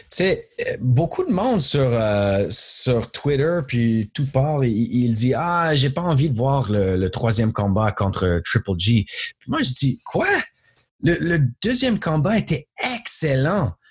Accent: Montreal, Quebec, Canada; moved away as an adult; j'étais né à Montréal, j'étais là jusqu'à l'âge de 32.

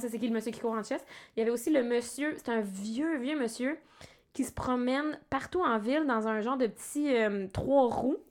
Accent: BTB, Quebec, Canada; je viens de la BTB

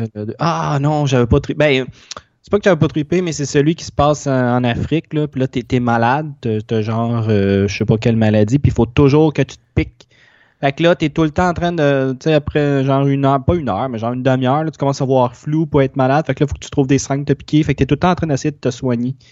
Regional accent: Longueuil, Quebec, Canada; le centre d'achat que j'allais quand j'étais petit à Longueuil

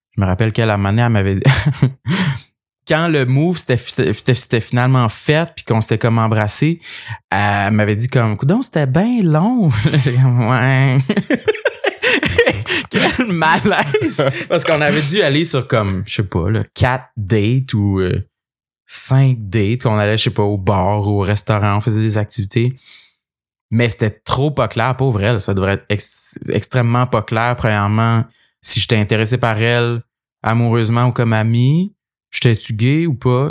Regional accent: Gaspésie, Quebec, Canada; j'ai grandi en Gaspésie

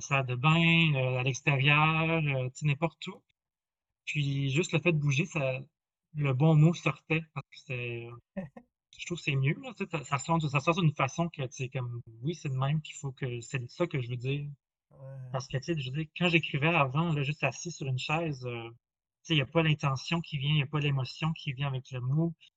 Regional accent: New Brunswick, Canada; moved away as an adult; also born or lived in Quebec City; je viens du Nouveau-Brunswick. Donc, je viens de la première nation malécite du Madawaska

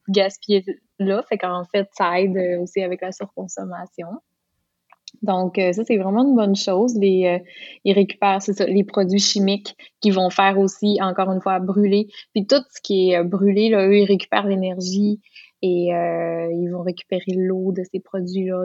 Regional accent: Lac Saint-Jean, Quebec, Canada; accent: Lac Saint-Jean; j'ai bien retrouvé mon accent du lac Saint-Jean

